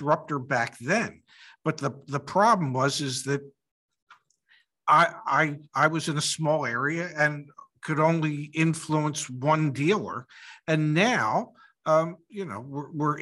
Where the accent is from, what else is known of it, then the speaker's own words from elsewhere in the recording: Philadelphia, Pennsylvania, United States; moved away; I'm originally from Philadelphia